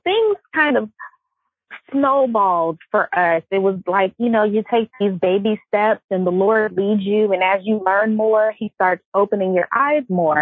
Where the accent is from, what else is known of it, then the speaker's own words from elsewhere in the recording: Los Angeles, California, United States; I'm from Los Angeles